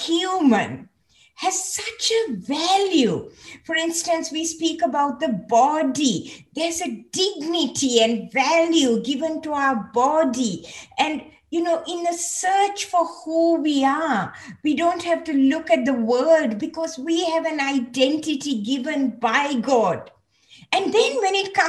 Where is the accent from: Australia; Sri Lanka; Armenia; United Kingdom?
Sri Lanka; moved away as an adult; also born or lived in Hawaii; I was born in Sri Lanka, so I was born into a Christian family, but I actually came to know the Lord when I was in a school, a Methodist missionary school